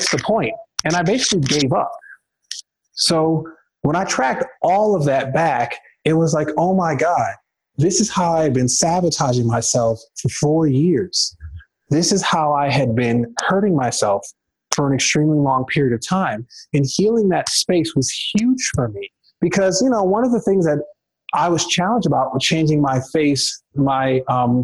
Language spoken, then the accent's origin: English; Detroit, Michigan, United States; moved away as an adult; also born or lived in the western US; prior to me moving out west, I'm originally from Detroit, Michigan